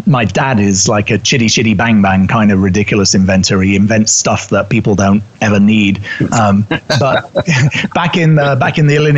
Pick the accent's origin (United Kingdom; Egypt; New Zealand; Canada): United Kingdom; accent: English; moved away as an adult; also born or lived in New York City; You can tell by my accent, I'm originally British